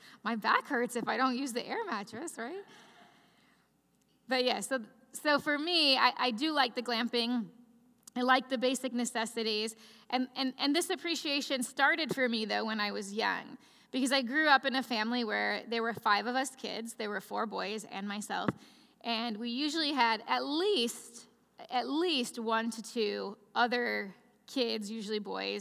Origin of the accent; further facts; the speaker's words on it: Chicagoland area, northwest Indiana, United States; I'm from the Midwest, from the Chicagoland area, right northwest Indiana, right outside Chicago.